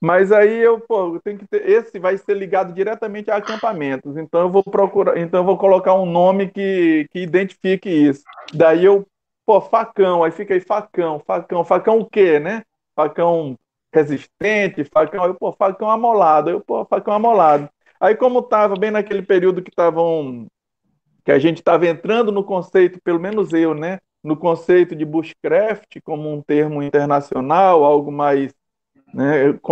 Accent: Dom Pedro, Maranhão, Brazil; also born or lived in Gonçalves Dias; E eu sou do interior, não sou aqui da capital, eu sou de São Lu... sou de Gonçalves Dias, fica bem no centro do Maranhão, mas muito cedo eu fui morar em Dom Pedro, uma cidade vizinha, onde eu fiquei lá até os 20 anos.

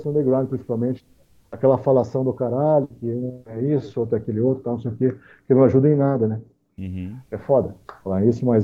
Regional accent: Brazil; E, inclusive, nós somos brasileiros para começar, né, cara?

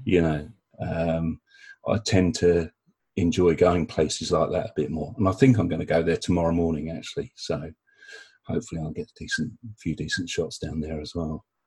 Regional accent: South East England, United Kingdom; my hometown

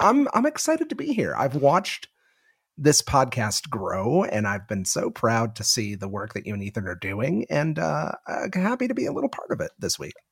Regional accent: Northeast, United States; moved away as an adult; now in Las Vegas, United States; growing up in the Northeast, it's been very surreal living here

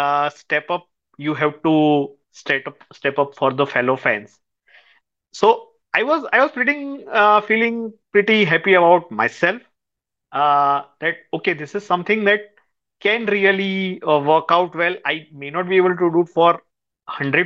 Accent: Ahmedabad, Gujarat, India; moved away; I am from Ahmedabad.

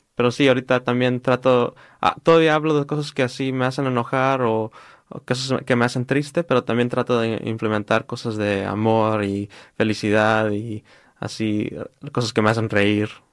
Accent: Riverside, California, United States; creciendo aquí en Riverside y en uh, California

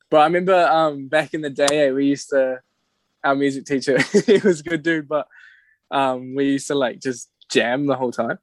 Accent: Whangamata, Waikato, New Zealand; moved away; growing up in Whonga

